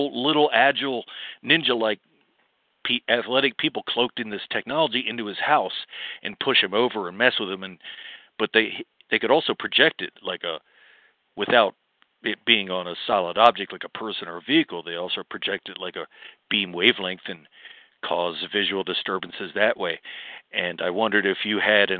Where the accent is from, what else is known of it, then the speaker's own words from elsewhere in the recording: East Coast, United States; I'm from East Coast